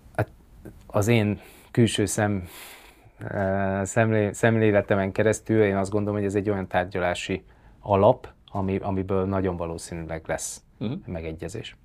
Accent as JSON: {"language": "Hungarian", "town": "Miskolc", "region": "Borsod-Abaúj-Zemplén", "country": "Hungary", "tie": "born or raised there", "also_born_or_lived": "Tokaj region", "moved": "yes", "said": "nekem elég erős a kötődésem mind a Tokai régióhoz, mint pedig Miskolchoz, mint, mint gyakorlatilag a saját születési"}